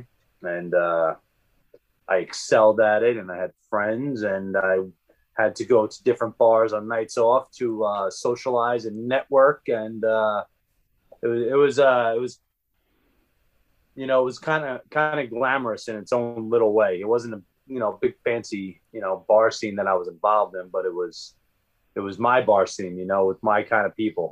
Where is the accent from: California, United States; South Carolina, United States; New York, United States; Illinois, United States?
New York, United States; Long Island; I grew up on Long Island